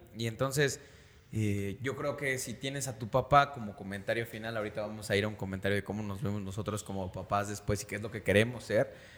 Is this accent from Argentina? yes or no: no; Mexico City, Mexico; nosotros somos de la Ciudad de México, es el centro de la República Mexicana